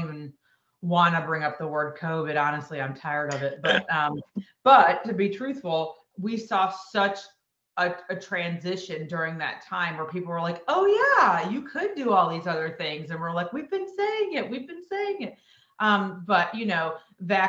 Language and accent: English; Buffalo, New York, United States; moved away as an adult; also born or lived in Rochester, New York / Syracuse, New York; now in Greenville, United States; I'm from Buffalo, New York originally